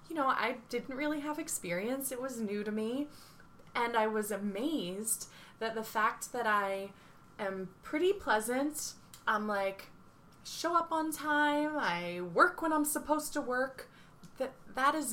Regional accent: Cape May, New Jersey, United States; the dance studio where I grew up in Cape May

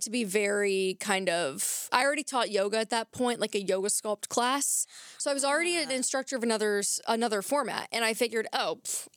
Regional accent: Kentucky, United States; I'm from Kentucky

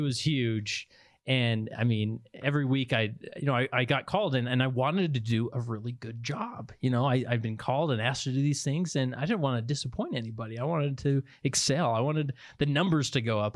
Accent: West Valley City, Utah, United States; I grew up in West Valley City, Utah, and went to Granger High

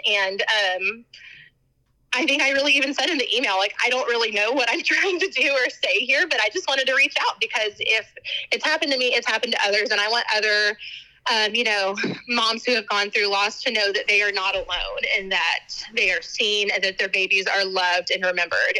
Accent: Texas, United States; I'm from Texas

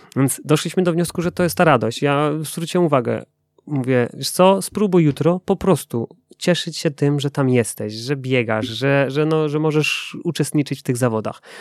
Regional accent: Silesian Voivodeship, Poland; ja ze Śląska synek

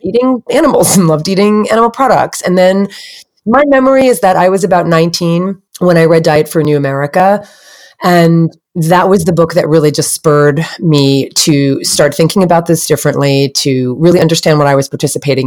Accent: New Jersey, United States; I grew up on the East Coast in New Jersey in the States

